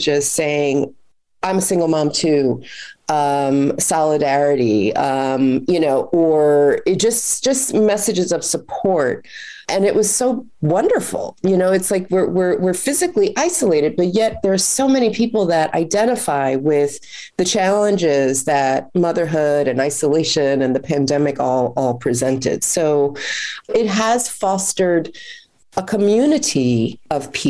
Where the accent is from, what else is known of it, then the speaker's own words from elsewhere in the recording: New York, United States; a New Yorker